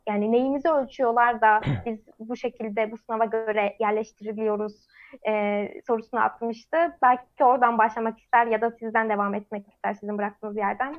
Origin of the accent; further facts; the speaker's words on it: Bursa, Turkey; memleketim Bursa'da